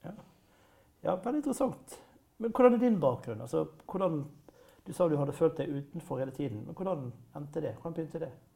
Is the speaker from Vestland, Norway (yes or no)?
yes; Bergen, Vestland, Norway; for meg som bergenser